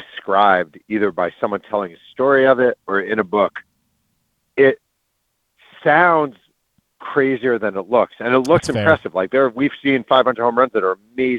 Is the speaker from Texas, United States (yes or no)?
no; Mahopac, New York, United States; I'm a kid and I'm growing up in Mayo Pack, New York